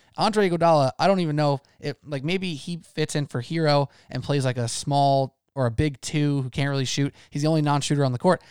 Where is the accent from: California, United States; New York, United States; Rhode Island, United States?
New York, United States; as a New Yorker